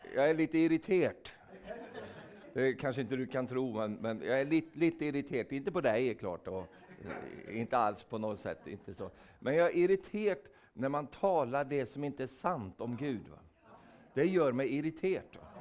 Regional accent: Sweden; jag är en vänlig svensk

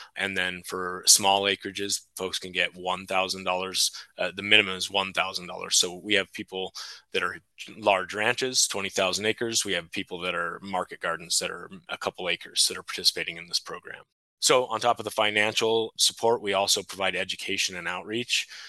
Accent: Delta County, Colorado, United States; I was born and raised in Delta County on a cattle ranch

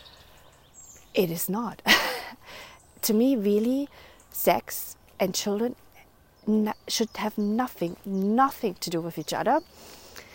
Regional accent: Germany; moved away; also born or lived in Netherlands; I grew up in Germany

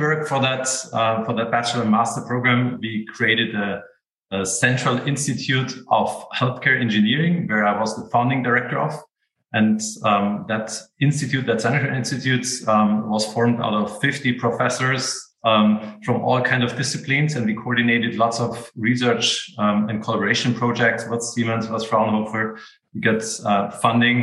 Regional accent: Munich, Bavaria, Germany; I'm actually half Austrian and half German, but I'm born in Munich. So I grew up in Bavaria

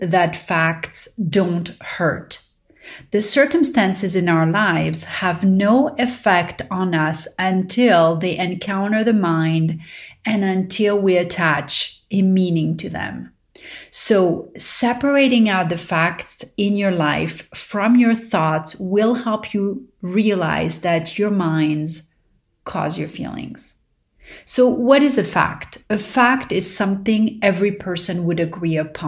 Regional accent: Paris, Île-de-France, France; growing up in Paris

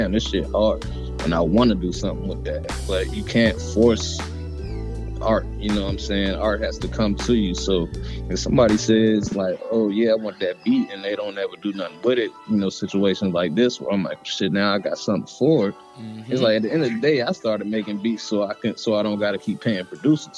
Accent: Waldorf, Maryland, United States; also born or lived in Denver, Colorado; I'm from Maryland. I'm from the DMV area, you know, Waldorf, Maryland, to be specific

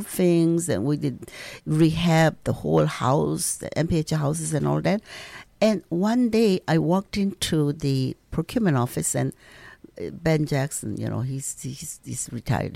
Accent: South Korea; now in Minnesota, United States; I'm s, from South Korea

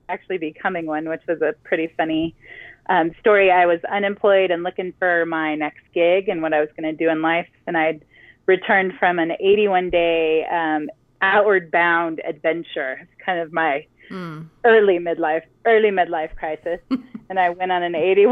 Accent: California, United States; moved away as an adult; also born or lived in Ohio; I grew up in California

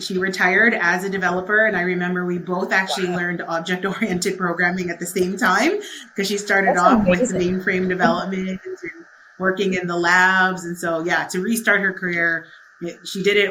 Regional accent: Canada; My mom actually came from the Philippines. I was born in Canada

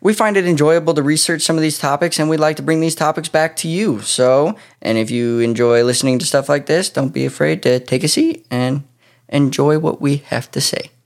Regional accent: near Pocatello, Idaho, United States; this town happens to be pretty close to my hometown.

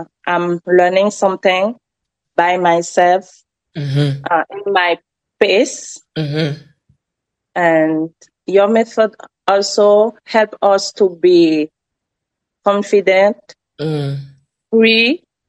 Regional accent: France; English is a second language; moved away as an adult; now in United States; So my dream is speaking English very well, like a native, with my accent. I assume that. I'm Frenchy, I know.

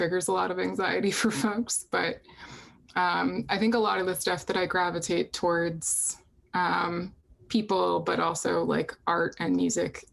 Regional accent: Boston, Massachusetts, United States; I'm actually from right outside of Boston. I was born in Boston, grew up like literally like 2 minutes from a Welcome to Boston sign

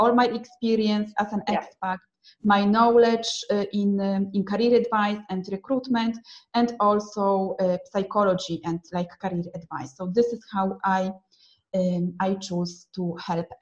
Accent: Poland; also born or lived in Milan, Italy / Manchester, United Kingdom / London, United Kingdom; now in Rome, Italy; I am from Poland, but I lived in Italy and UK, and now I am again back to Italy

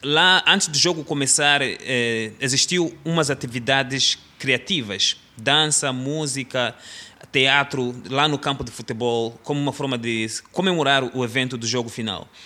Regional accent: Mozambique; quando eu era jovem, lá em Moçambique, o meu plano era de ser um, um futebolista.

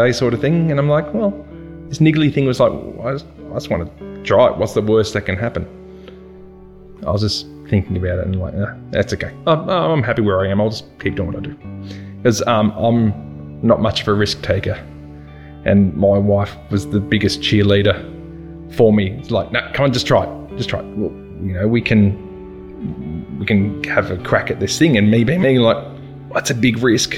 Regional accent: Bacchus Marsh, Victoria, Australia; moved away as an adult; now in Ballarat, Australia; I originally from Bacchus Marsh. So I grew up in Bacchus Marsh.

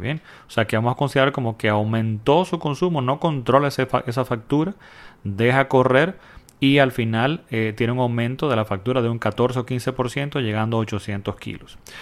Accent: Dominican Republic; en mi país, República Dominicana

